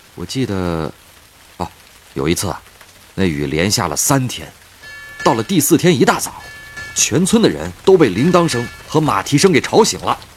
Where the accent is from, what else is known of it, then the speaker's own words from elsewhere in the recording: Yunnan, China; moved away; 因为我的老家呀，就是云南的